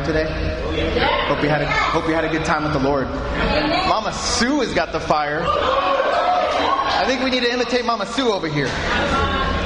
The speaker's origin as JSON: {"language": "English", "country": "United States", "moved": "yes", "said": "I'm American"}